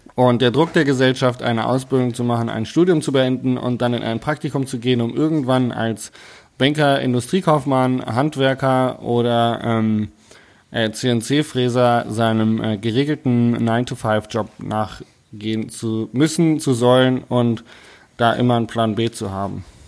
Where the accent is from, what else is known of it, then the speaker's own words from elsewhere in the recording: Hanover, Lower Saxony, Germany; now in Bavaria, Germany; Also ich bin ja eigentlich ursprünglich Hannoveraner